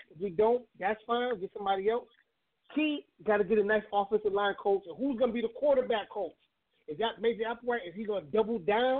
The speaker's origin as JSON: {"language": "English", "region": "Connecticut", "country": "United States", "moved": "yes", "said": "I'm from Connecticut, like maybe 30 minutes from the Bronx."}